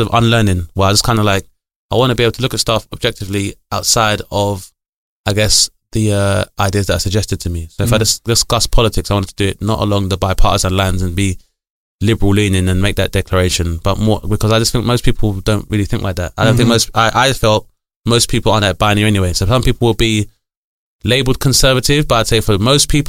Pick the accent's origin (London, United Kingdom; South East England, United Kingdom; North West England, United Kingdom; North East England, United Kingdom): London, United Kingdom; also born or lived in Bradford; I grew up in Lewisham